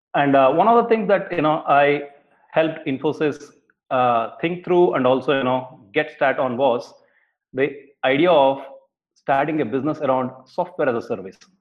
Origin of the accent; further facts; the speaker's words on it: Bangalore, Karnataka, India; I grew up in Bangalore in India